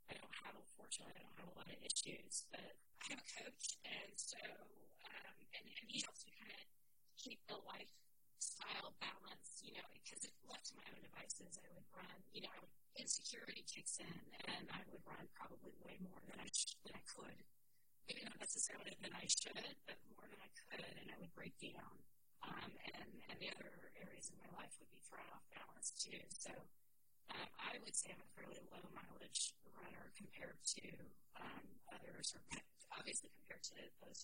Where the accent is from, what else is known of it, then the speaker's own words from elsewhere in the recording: Arizona, United States; I lived in Arizona for a while, so I grew up some in Arizona.